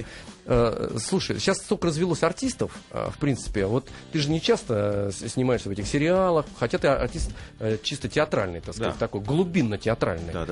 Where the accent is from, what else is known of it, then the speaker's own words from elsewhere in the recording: Novosibirsk, Novosibirsk Oblast, Russia; У меня на родине.